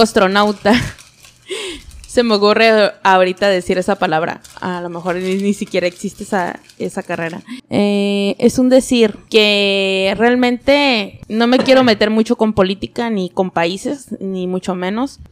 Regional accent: Mexicali, Baja California, Mexico; moved away as an adult; also born or lived in Tijuana; Yo soy nacida en Mexicali y tuve que mm, dejar a mi familia y todo y empezar a estudiar. A los 19 años, Tijuana, Baja California, empecé a estudiar

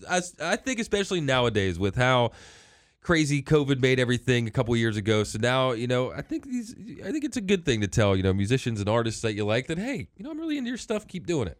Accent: Hagerstown, Maryland, United States; growing up in Hagerstown

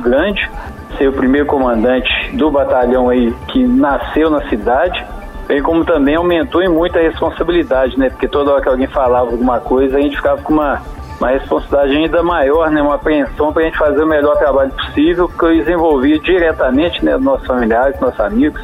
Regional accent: São João del Rei, Minas Gerais, Brazil; São João del Rei, a cidade onde eu nasci.

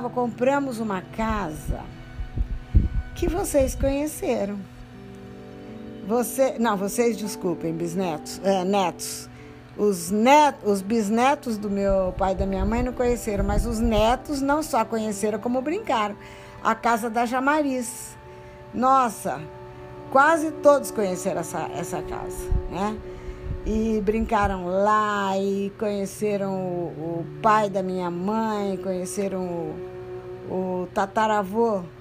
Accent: Lins, São Paulo, Brazil; now in São Paulo, Brazil; Pois bem, na época que nós viemos de Lins para morar, era tão longe esse lugar que hoje se chama Brooklyn e Campo Belo

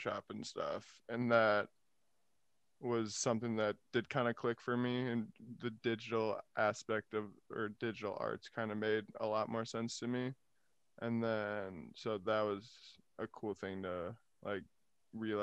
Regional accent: Appleton, Wisconsin, United States; moved away; also born or lived in Arizona; born in Arizona, but didn't live there. I think only lived there for like 3 years. Most of my life lived in Appleton, Wisconsin.

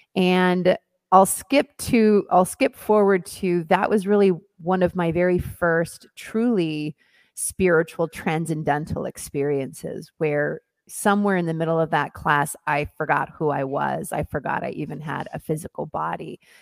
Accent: Hillsboro, Oregon, United States; moved away as an adult; also born or lived in Mexico City / New York / Los Angeles; I am originally from Oregon. I grew up on a farm in Hillsboro, Oregon

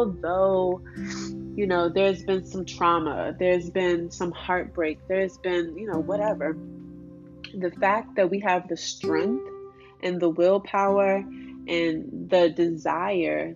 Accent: Washington, District of Columbia, United States; I grew up in Southeast DC, like ratchet ass, ghetto ass neighborhood.

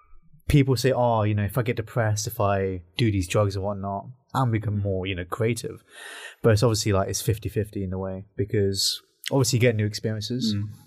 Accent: Northampton, East Midlands, United Kingdom; we're from Northampton

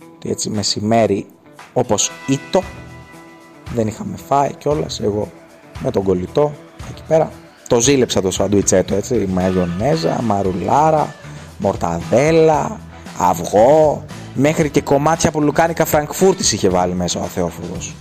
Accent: Kymi, Central Greece, Greece; στο χωριό μου στους Μαλιθιάνους στην Κίμη

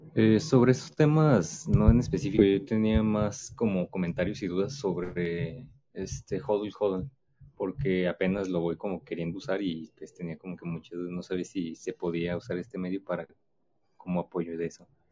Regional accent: Mexico; yo también soy mexicano igual que tú

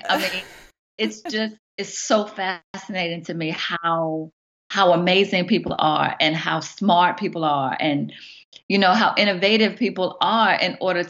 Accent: Southern Virginia, United States; moved away as an adult; now in Oklahoma City, United States; am a mama of two. I have a wonderful husband, and I'm from Southern Virginia. And so I migrated to Oklahoma City about 3.5 years ago.

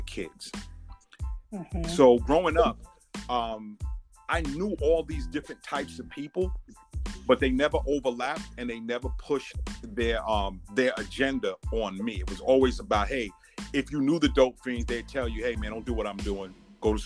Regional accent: New York City, New York, United States; also born or lived in Tunapuna, Trinidad and Tobago; I was born in Trinidad, but I have Bedford-Stuyvesant residency from day one. So I'm like a native Bedford-Stuyvesant person that was born on the island of Trinidad

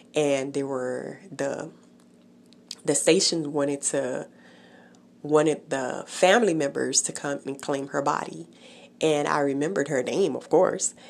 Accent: Haiti; moved away; I was born in Haiti, so I remember the neighbors talking about her in the village where I lived

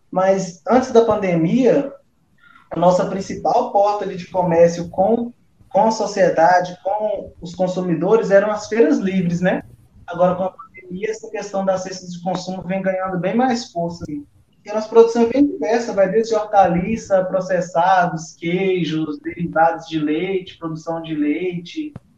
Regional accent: Zona da Mata Mineira, Minas Gerais, Brazil; also born or lived in Vale do Rio Doce, Minas Gerais; até que os meus pais foram sentados lá na zona da Mata Mineira

